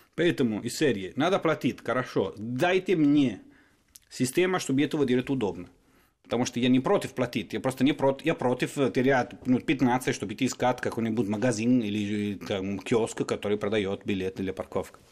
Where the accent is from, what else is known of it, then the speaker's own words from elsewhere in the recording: Turin, Piedmont, Italy; Russian is a second language; moved away; из Турина, мой родной город